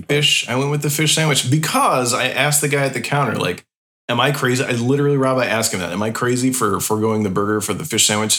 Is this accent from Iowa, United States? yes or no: yes; Iowa, United States; I'm from Iowa